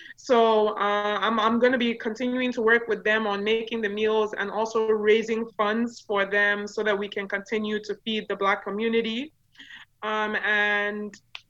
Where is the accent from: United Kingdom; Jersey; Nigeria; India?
Nigeria; first language yo; English is a second language; And Ori in Yoruba language, which is my native tongue, means shea butter.